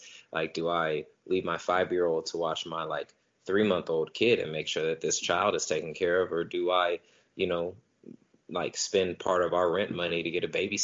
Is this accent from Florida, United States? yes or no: no; Stockton, California, United States; I am born and raised in Stockton, California. Still live here